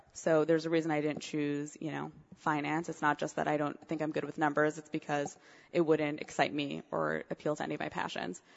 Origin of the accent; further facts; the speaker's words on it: Montreal, Quebec, Canada; also born or lived in Cincinnati; now in New York, United States; originally, actually, I'm from Montreal. My father lives in Montreal. My mom lives in Cincinnati.